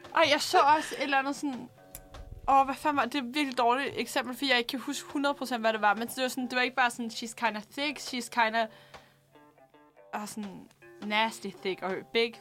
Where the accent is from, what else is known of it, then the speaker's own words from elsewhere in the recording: Denmark; jeg er fra Hundvig